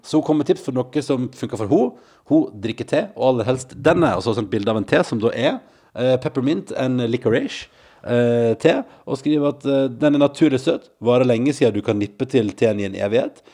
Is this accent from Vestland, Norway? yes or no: yes; Førde, Vestland, Norway; moved away as an adult; now in Oslo, Norway; da jeg vokste opp i Førde